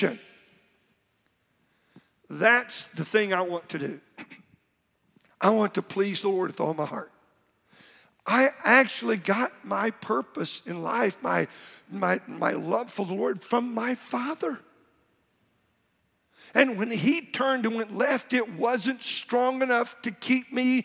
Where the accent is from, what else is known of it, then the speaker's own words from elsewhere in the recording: Oklahoma, United States; growing up in Oklahoma